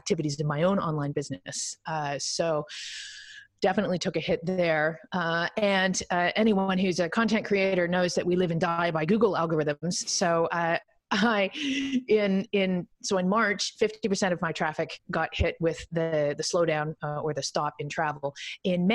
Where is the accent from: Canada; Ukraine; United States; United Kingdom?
Canada; I'm Canadian